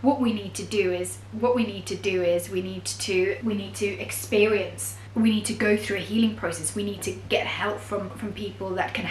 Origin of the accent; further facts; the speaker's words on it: Zimbabwe; moved away as an adult; now in United Kingdom; So I am from Zimbabwe originally and I'm Greek, and I grew up there for most of my life and then moved to the UK when I was at the age of 20